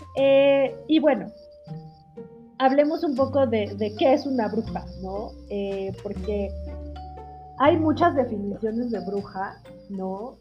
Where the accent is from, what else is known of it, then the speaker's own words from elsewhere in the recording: Mexico; en México que tenemos la tradición del altar de muertos y del Día de Muertos